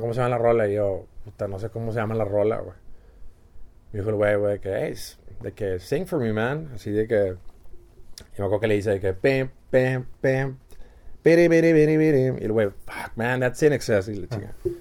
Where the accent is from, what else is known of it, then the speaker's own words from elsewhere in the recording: San Pedro Garza García, Nuevo León, Mexico; San Pedro, sí, yo desde el 80, San Pedro toda la vida